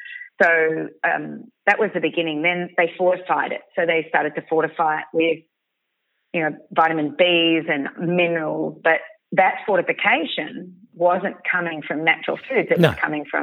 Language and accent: English; Bendigo, Victoria, Australia; I'm from Bendigo